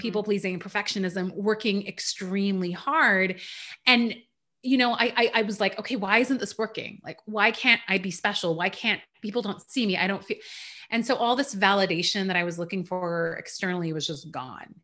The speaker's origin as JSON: {"language": "English", "country": "Canada", "tie": "born or raised there", "also_born_or_lived": "Iran", "said": "I was born in Iran. We moved to Canada when I was around four"}